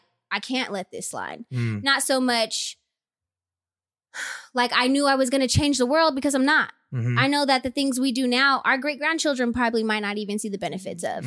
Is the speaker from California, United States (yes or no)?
yes; Stockton, California, United States; also born or lived in New York / San Francisco Bay Area; I am actually a Stockton native, born and raised out here